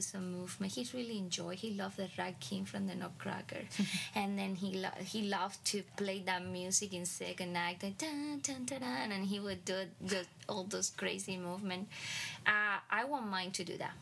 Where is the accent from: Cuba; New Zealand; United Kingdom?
Cuba; moved away as an adult; now in United States; growing up in Cuba and then moving to the United States